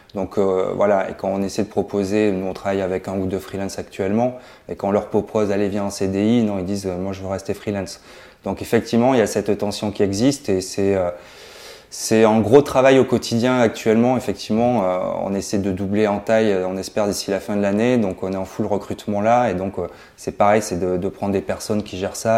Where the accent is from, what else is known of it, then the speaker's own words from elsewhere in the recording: Toulouse, Occitania, France; je suis toulousain.